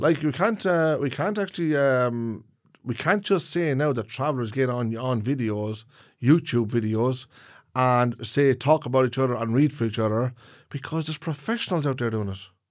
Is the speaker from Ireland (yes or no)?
yes; Ireland; as an Irishman